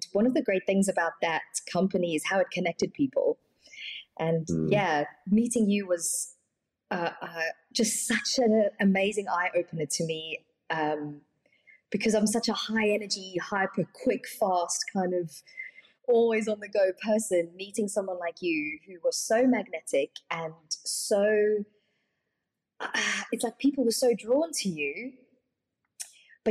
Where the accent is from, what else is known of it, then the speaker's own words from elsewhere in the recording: South Africa; I was born in South Africa